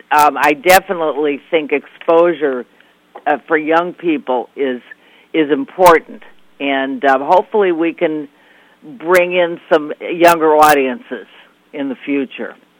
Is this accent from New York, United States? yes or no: no; Chicago, Illinois, United States; moved away; I'm from Chicago originally